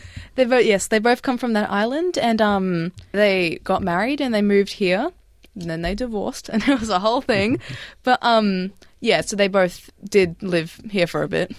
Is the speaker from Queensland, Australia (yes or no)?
no; Melbourne, Victoria, Australia; growing up in Melbourne, where people are very comfortable with that sort of thing